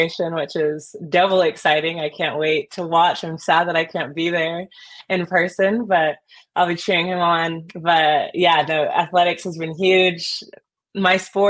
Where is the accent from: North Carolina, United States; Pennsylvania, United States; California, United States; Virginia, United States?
California, United States; now in San Diego, United States; I'm a Californian, so being able to play in my home state and have my family and friends be able to support is huge